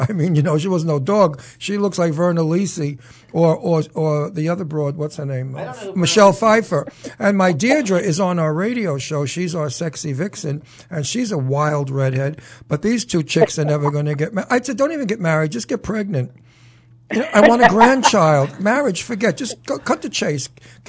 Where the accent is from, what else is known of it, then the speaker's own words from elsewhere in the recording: New York City, New York, United States; accent: Brooklyn; now in New Hope, United States; You bet your ass I'm from Brooklyn. Can't you hear the accent? You bet I'm from Brooklyn. I'm a WOP from Brooklyn.